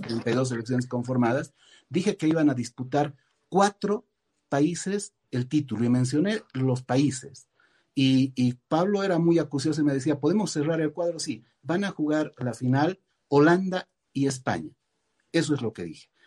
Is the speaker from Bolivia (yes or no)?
yes; Bolivia; moved away as an adult; also born or lived in United States / Argentina; salí de, salí de Bolivia, me fui a vivir a Estados Unidos y posteriormente a la Argentina